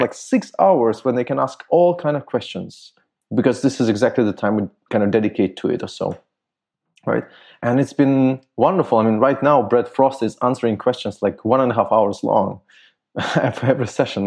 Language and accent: English; Germany; I grew up in Germany